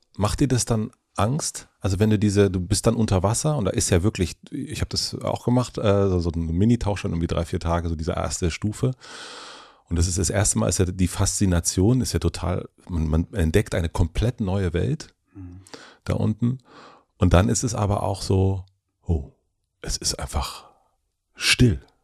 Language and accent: German; southern Brandenburg, Germany; ich bin auch auf einem kleinen Dorf aufgewachsen in Südbrandenburg